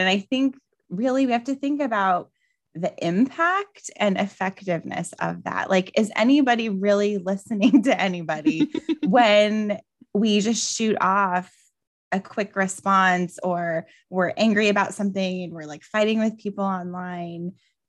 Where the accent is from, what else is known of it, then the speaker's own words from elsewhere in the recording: Albuquerque, New Mexico, United States; I'm originally from Albuquerque, New Mexico, and it's so funny because I've traveled all over the world and so many people are like, New Mexico, that's part of Mexico.